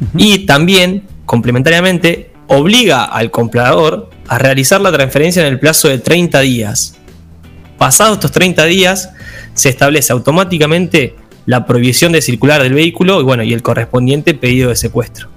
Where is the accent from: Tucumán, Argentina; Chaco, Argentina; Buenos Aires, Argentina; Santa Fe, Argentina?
Buenos Aires, Argentina; Buenos Aires Province, Argentina; somos eh, ciudadanos de la provincia de Buenos Aires